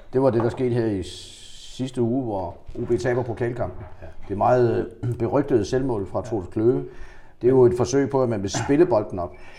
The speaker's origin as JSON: {"language": "Danish", "area": "Funen", "region": "Southern Denmark", "country": "Denmark", "said": "som fynbo"}